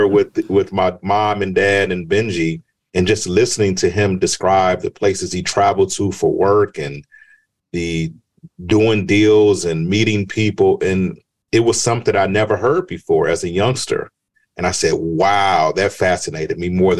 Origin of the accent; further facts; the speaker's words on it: Chicago, Illinois, United States; moved away; also born or lived in Georgia; I was born in Chicago. My childhood was absolutely fabulous